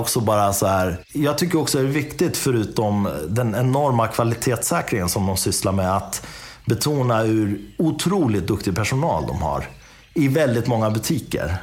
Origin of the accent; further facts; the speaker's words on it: Dalarna County, Sweden; now in Enköping, Sweden; jag är uppvuxen i Dalarna. Jag är uppvuxen i en, i en liten stad.